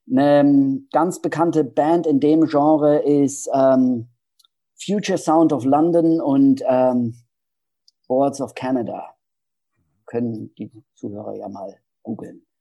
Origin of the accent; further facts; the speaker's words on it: Hesse, Germany; Ja, ja, ich komme aus Hessen.